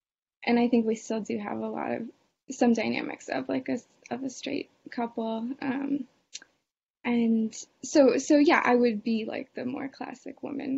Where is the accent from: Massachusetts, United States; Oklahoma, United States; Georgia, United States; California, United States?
Massachusetts, United States; Boston; I know a lot of people get married young. I'm from Boston. It's a little less that way.